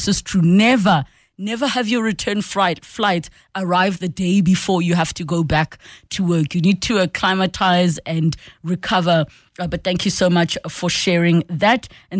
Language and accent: English; Soweto, Gauteng, South Africa; from Soweto.